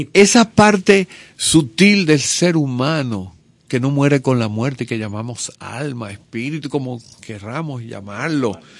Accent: Portuguesa, Venezuela; also born or lived in Caracas, Venezuela; nosotros nos mudamos de Caracas a, un proyecto agrícola en medio del llano en el estado portuguesa

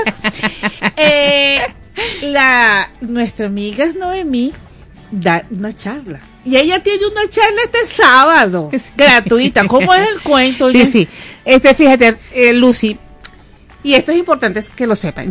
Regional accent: Venezuela; somos de Venezuela

